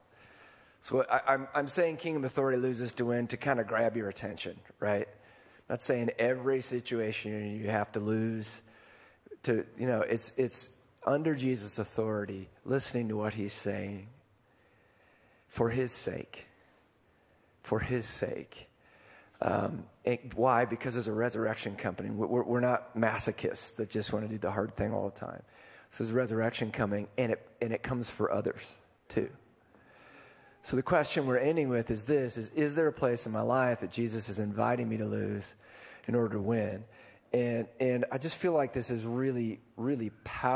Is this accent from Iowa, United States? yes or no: yes; Iowa, United States; I'm from Iowa